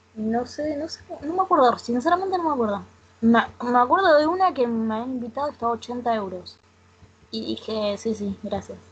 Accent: Rosario, Santa Fe, Argentina; yo soy de Rosario

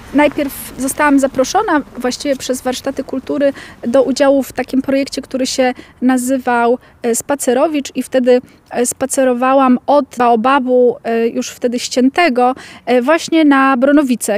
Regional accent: Lublin, Lublin Voivodeship, Poland; Ja wychowałam się w centrum Lublina w okolicach ulicy Lipowej

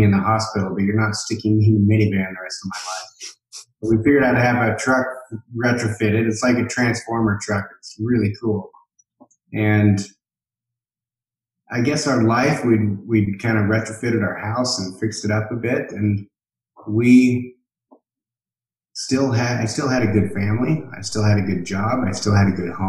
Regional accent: Boise, Idaho, United States; I'm from Boise, Idaho

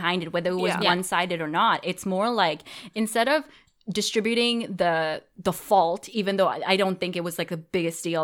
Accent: Dubai, United Arab Emirates; moved away; I was raised in Dubai

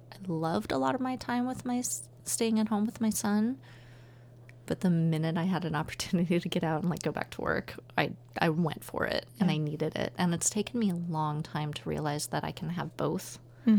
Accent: Nebraska, United States; also born or lived in Southern California; now in Portland, United States; I grew up in Nebraska

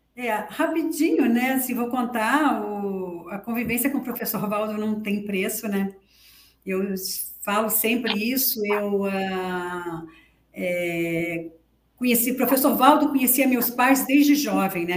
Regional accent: Rio de Janeiro, Brazil; moved away; also born or lived in Foz do Iguaçu; Eu sou carioca, tá? Da Gema.

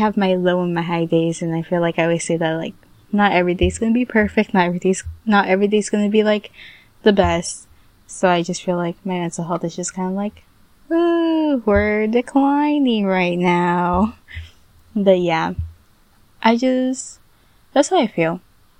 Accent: United States; I was born here in the United States

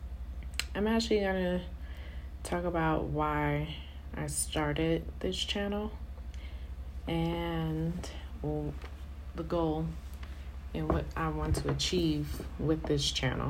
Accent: New York City, New York, United States; moved away as an adult; now in Colorado, United States; born and raised in Brooklyn and in Queens

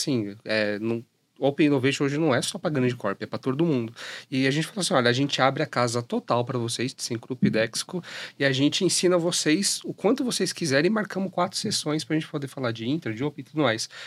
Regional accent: Jundiaí, São Paulo, Brazil; eu sou de Jundiaí, fico mais pro interior

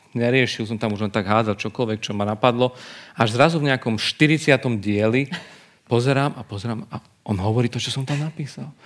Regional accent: eastern Slovakia, Slovakia; Nie, tak uh, ja som z východu, čiže ja, to áno moje bolo, že je tu toho málo.

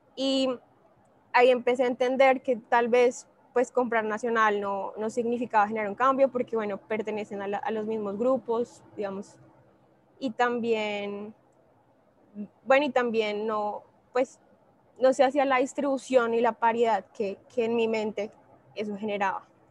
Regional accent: Bogotá, Colombia; En este momento estoy en Medellín, yo soy de Bogotá

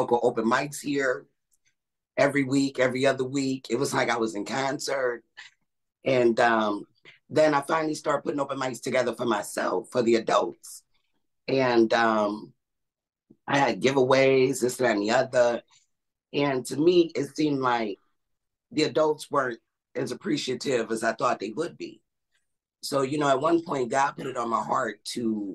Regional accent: Buffalo, New York, United States; I'm from Buffalo, New York

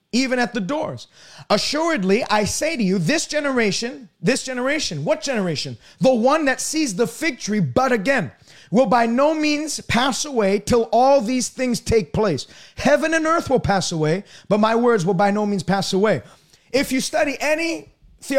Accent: Montreal, Quebec, Canada; I was born in Montreal, Quebec

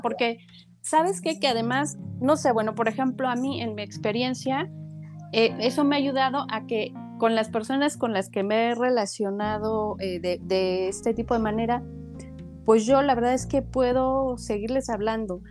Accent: Mexico; como, latinos o como mexicanos

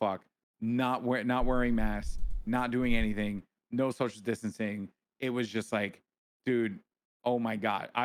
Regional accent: New York, United States; born or raised there

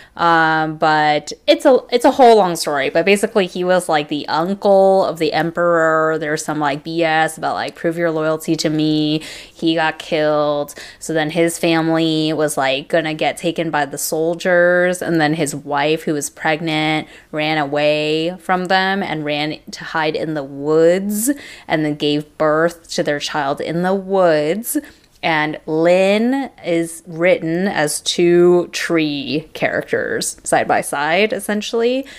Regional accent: Irvine, California, United States; we grew up in Irvine, which in the '90s in Orange County, California

